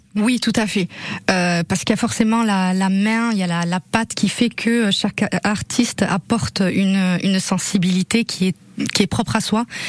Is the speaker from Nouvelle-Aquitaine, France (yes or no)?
yes; Basque Country, Nouvelle-Aquitaine, France; also born or lived in Dax, Landes; je suis née euh, dans les Landes à Dax et j'ai passé la, la, une, la plupart de, de, mes années de vie, en tout cas, euh, ici au Pays Basque